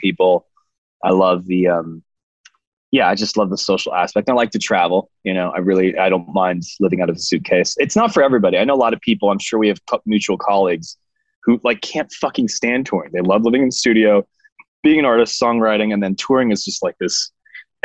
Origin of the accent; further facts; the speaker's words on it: San Francisco, California, United States; outside of where I grew up in San Francisco